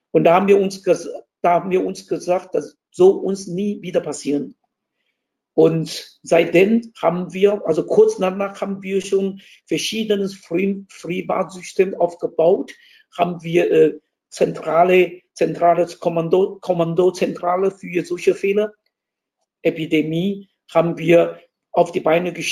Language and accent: German; Taiwan; accent: Taiwanese; German is a second language; aber an meinem Akzent, an meiner Aussprache würde mich erkennen als Taiwaner und ich ihn auch. Und würde ich meinen Dialekt, Taiwan-Dialekt sprechen, wir haben auch noch Hakka-Dialekt, Taiwan-Dialekt, würde ich meinen Taiwan-Dialekt sprechen